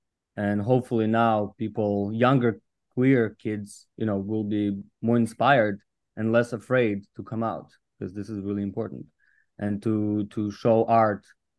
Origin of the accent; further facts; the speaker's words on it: Russian Far East, Russia; English is a second language; I saw in the footage my hometown, where I grew up, born and raised in Russia. And it's a very small town far away where Gulag camps used to happen, next to China and across Alaska.